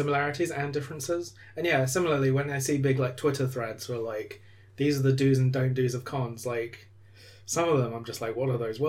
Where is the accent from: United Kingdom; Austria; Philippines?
United Kingdom; now in London, United Kingdom; we are British and in the UK and London.